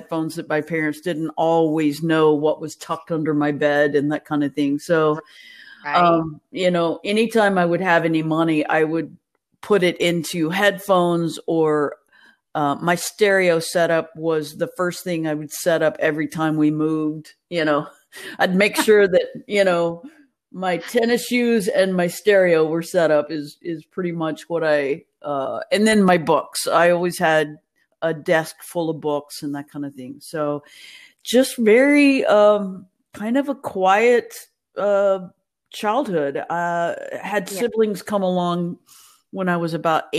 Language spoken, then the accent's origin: English; Nacogdoches, Texas, United States; also born or lived in Pensacola, Florida / Houston, Texas / Austin, Texas / Belton, Texas; I am originally from Texas. I born in Pensacola, Florida